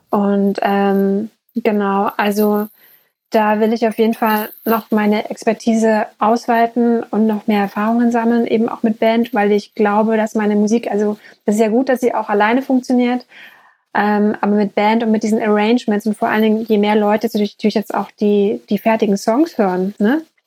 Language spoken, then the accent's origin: German; East Germany, Germany; ich bin ehemaliges DDR-Kind